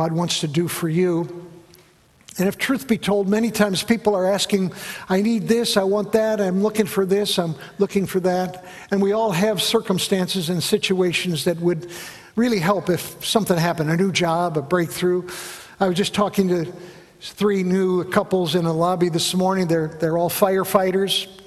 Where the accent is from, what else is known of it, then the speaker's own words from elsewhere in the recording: Chicago, Illinois, United States; Growing up in the Chicago area, I went to a high school, Niles West High School